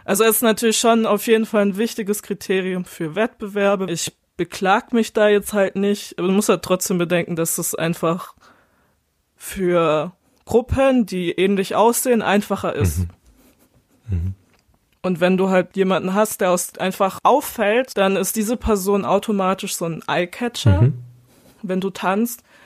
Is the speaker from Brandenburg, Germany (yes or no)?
no; Baden-Württemberg, Germany; bei uns in Baden-Württemberg